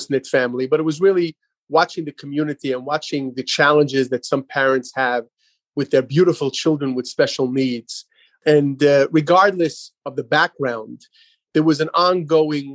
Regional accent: New York City, New York, United States; moved away as an adult; I grew up in Brooklyn, New York. Even though I'm out here over 25 years, I grew up in a beautiful community known as Crown Heights

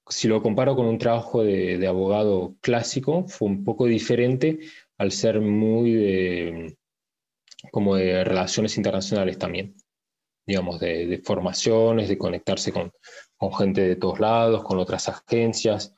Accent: France; also born or lived in Paris, France / Argentina; Nací en Francia, en París. Mis padres son eh, argentinos, por eso o sea, aprendí el castellano. Después estuve viviendo unos años en la Argentina y mi familia después volvió, volvió a Francia. Entonces, más que nada, me crié en Francia

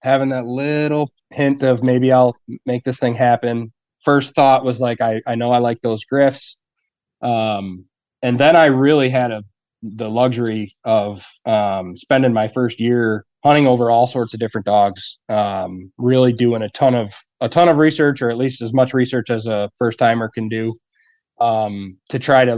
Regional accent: Ogdensburg, New York, United States; now in Potsdam, United States; I grew up on the St. Lawrence over in Augsburg

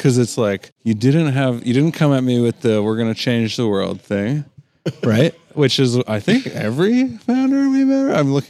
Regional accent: Toronto, Ontario, Canada; I'm from Toronto.

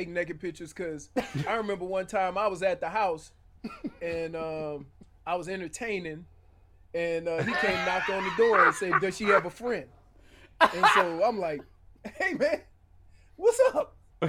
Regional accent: New Orleans, Louisiana, United States; I'm from New Orleans.

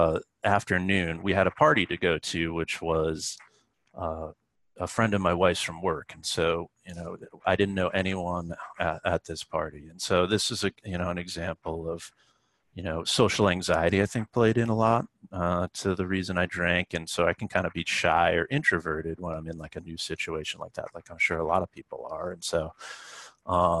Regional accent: Boston, Massachusetts, United States; now in Brooklyn, United States; I'm from Boston

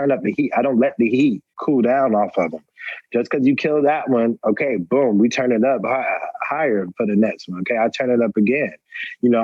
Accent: Atlanta, Georgia, United States; also born or lived in Roanoke Rapids, North Carolina; I was raised in Atlanta, but I was born in a small town in North Carolina, Roanoke Rapids, North Carolina

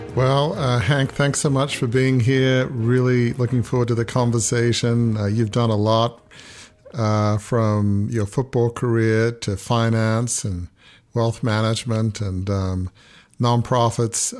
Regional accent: Australia; I grew up in Australia

